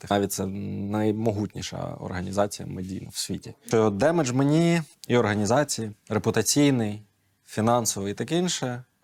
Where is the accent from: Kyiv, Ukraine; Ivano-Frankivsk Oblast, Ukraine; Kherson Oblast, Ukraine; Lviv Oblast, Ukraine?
Kyiv, Ukraine; я майже все життя живу тут, в Києві.